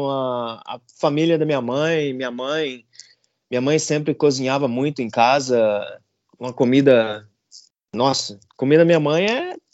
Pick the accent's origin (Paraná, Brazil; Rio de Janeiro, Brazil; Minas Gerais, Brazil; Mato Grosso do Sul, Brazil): Mato Grosso do Sul, Brazil; Campo Grande; moved away as an adult; now in United States; eu sou um cara simples, venho de Campo Grande, Mato Grosso do Sul, pantaneiro.